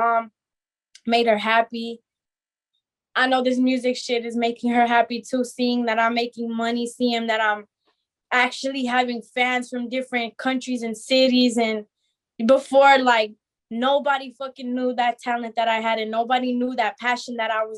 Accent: Azusa, California, United States; I always lived here in California. I grew up and right here in SGV, Azusa

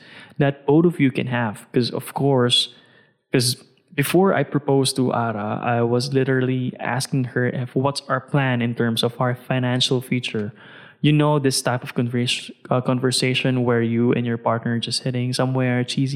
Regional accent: Philippines; I'm a Filipino

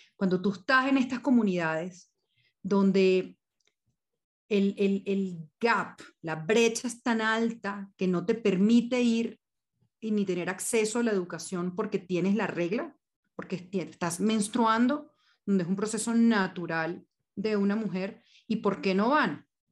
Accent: Venezuela; moved away as an adult; now in Colombia; yo soy venezolana, tengo 14 años ya en, Colombia

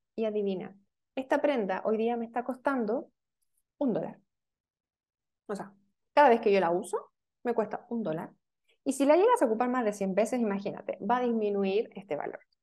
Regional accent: Chile; yo soy chilena, estamos hablando acá en Chile

